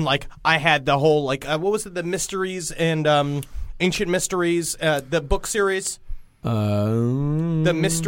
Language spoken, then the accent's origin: English; New York City, New York, United States; When I was growing up in Queens, in Woodhaven, there was a giant... it was a very white neighborhood for a long time because it was owned by the mob.